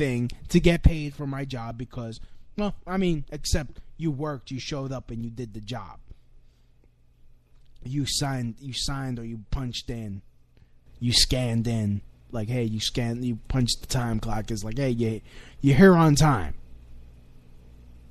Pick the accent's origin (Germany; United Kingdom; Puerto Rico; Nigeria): Puerto Rico; I'm an American. I'm a dark-skinned Puerto Rican.